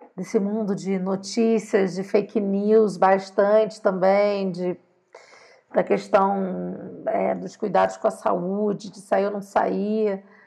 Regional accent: Rio de Janeiro, Brazil; now in Mexico City, Mexico; eu sou carioca, Rio de Janeiro, assim. 13 minutos eu saía da Tijuca, estava na praia

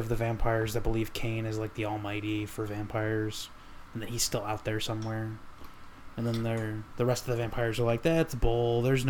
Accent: Dominican Republic; I'm Dominican, you're Puerto Rican.

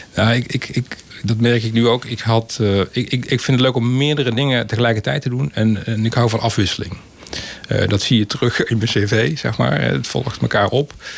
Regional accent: Breda, North Brabant, Netherlands; also born or lived in Terheijden; op mijn eerste ben ik verhuisd naar Prinsenbeek. Inmiddels is dat geannexeerd en is onderdeel van Breda. Maar ik heb inderdaad in Breda mijn leven vertoe, ja, geleefd.

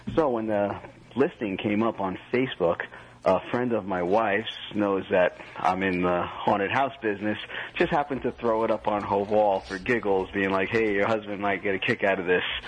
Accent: New Jersey, United States; I'm from Jersey.

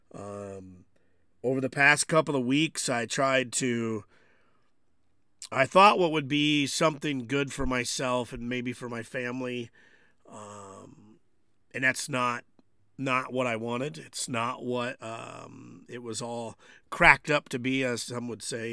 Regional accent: United States; I consider myself an American

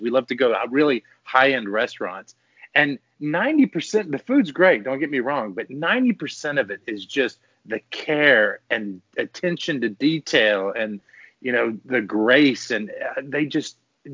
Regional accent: New Orleans, Louisiana, United States; moved away; I'm from New Orleans originally.

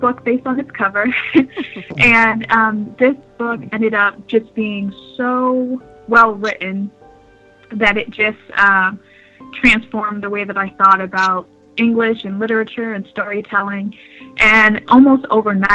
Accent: New York, United States; moved away as an adult; now in New Hampshire, United States; I'm originally from New York, and I've been living in New Hampshire for the last 5 years or so. So I went from being a city girl

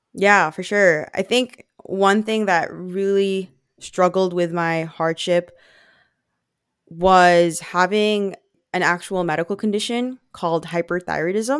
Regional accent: Vancouver, British Columbia, Canada; born or raised there; accent: Filipino; English is a second language; also born or lived in Philippines

